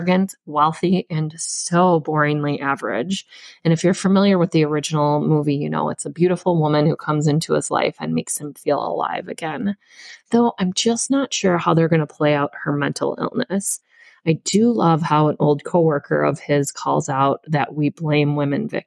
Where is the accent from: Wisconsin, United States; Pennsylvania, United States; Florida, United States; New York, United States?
Wisconsin, United States; Spider Lake; I'm from Wisconsin and I also grew up on Spider Lake